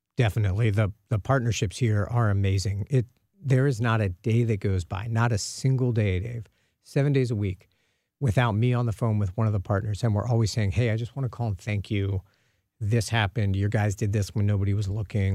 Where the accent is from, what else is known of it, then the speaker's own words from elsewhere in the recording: Dallas, Texas, United States; now in St. Louis, United States; I'm originally from the Dallas area.